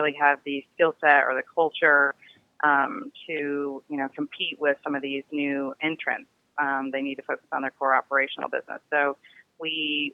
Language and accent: English; Detroit, Michigan, United States; now in Silicon Valley, United States; growing up in Detroit, I was also, the minority in that I was white